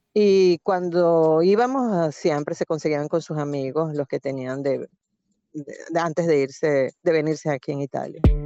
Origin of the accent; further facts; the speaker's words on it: Venezuela; moved away as an adult; now in Italy; soy venezolano